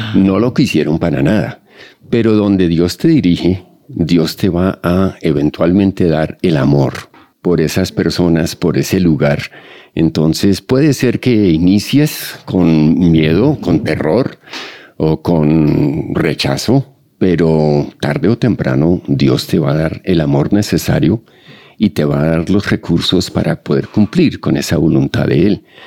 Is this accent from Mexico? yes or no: no; Colombia; soy colombiano eh, con doble nacionalidad